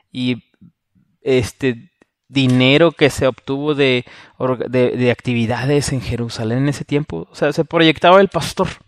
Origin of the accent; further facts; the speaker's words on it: Mexico; Porque soy mexicano.